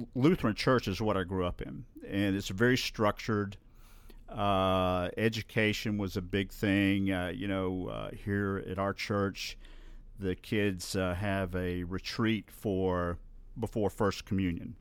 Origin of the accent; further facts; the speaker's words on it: Bluff Park, Alabama, United States; I grew up in Bluff Park, just up the hill